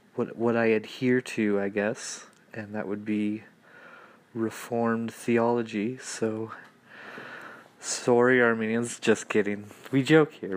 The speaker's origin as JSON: {"language": "English", "country": "Canada", "said": "from Canada. No, I don't live in an igloo."}